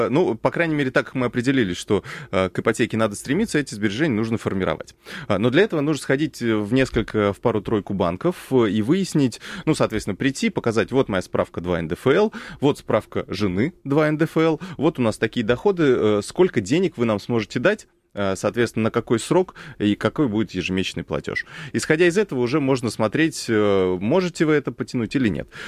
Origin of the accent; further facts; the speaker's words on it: Moscow, Russia; Я, я москвич